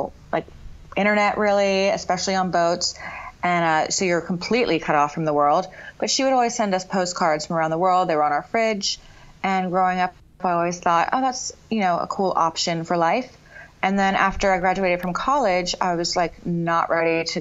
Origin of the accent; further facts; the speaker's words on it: Melbourne Beach, Florida, United States; I grew up in Melbourne Beach, Florida, which is in the area best known for the space shuttle